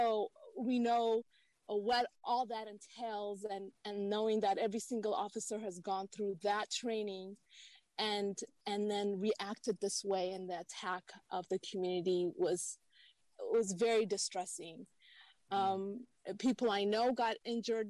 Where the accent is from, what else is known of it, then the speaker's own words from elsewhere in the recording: Ethiopia; now in San Jose, United States; I'm originally from Ethiopia and lived through war in my native country as a child